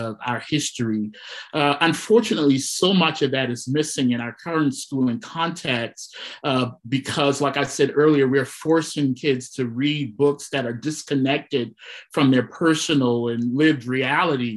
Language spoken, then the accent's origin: English; South Carolina, United States; I'm from South Carolina